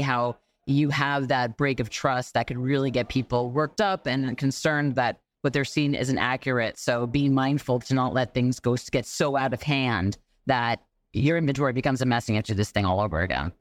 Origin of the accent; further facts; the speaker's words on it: New York, United States; a New Yorker